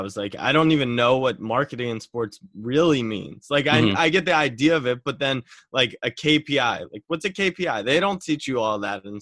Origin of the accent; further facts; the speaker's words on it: Maryland, United States; I was from Maryland, so lacrosse was big